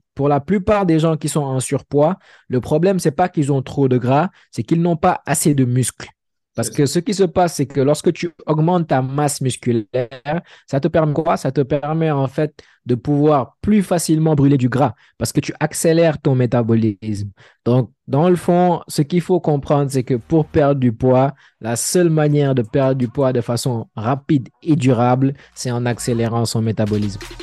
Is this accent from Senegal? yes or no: yes; Senegal; moved away as an adult; also born or lived in Dakar; now in Montreal, Canada; je suis sénégalais